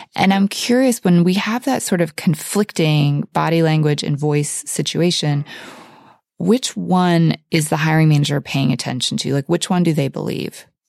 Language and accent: English; Oklahoma, United States; moved away as an adult; also born or lived in upstate New York / Malibu, California; I grew up in a small town in Oklahoma